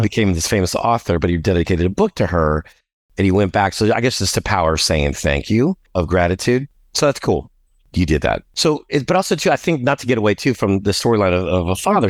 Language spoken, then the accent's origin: English; New Orleans, Louisiana, United States; also born or lived in Galveston, Texas; now in Houston, United States; I was born in Galveston, but when I was three months old, we moved to New Orleans. So New Orleans is my home